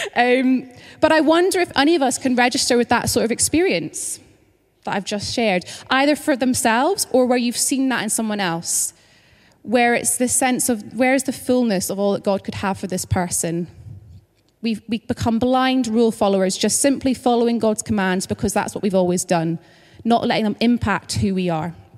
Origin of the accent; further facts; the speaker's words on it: Scotland, United Kingdom; moved away as an adult; now in London, United Kingdom; if you're kind of trying to figure out my accent, just to say that I'm originally from Scotland, but I've lived in London for a couple of years now